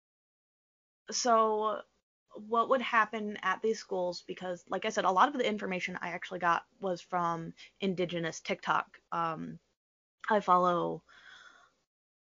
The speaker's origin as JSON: {"language": "English", "country": "United States"}